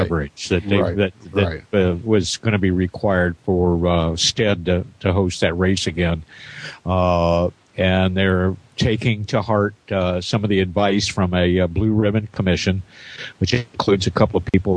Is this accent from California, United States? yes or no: no; southern Indiana, United States; I grew up on the southern end of the state down near the Ohio